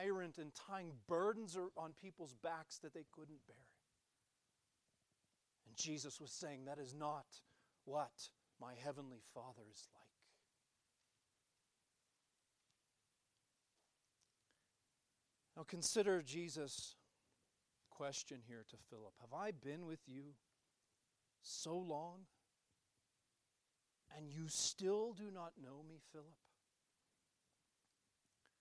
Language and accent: English; United States; us as American Christians